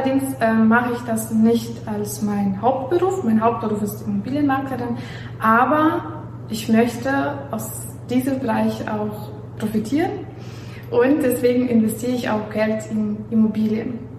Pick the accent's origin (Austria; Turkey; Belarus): Belarus; German is a second language; moved away as an adult; also born or lived in Warsaw, Poland; now in Germany; was ich äh, noch sagen möchte, dass ich aus Weißrussland herkomme. Also ich bin in Weißrussland aufgewachsen, dann habe ich äh, Bachelor und Master in Warschau gemacht